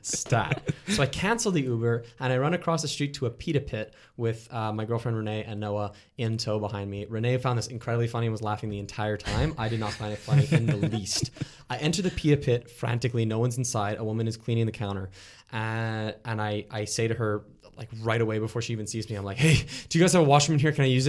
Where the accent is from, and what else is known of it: Canada